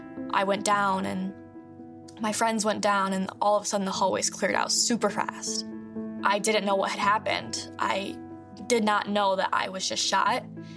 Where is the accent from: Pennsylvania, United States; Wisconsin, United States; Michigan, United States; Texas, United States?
Michigan, United States; Oxford; I'm a survivor of the Oxford High School shooting. I grew up in Oxford, Michigan